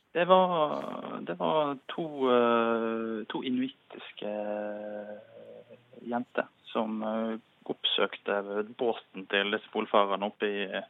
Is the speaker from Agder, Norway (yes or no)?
no; Radøy, Nordhordland, Vestland, Norway; now in Oslo, Norway; Jeg er fra Rade i Nordhordland